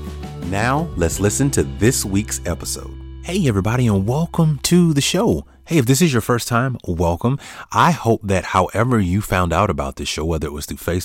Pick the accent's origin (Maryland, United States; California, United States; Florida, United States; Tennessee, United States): Florida, United States; Gainesville; I grew up in Gainesville, Florida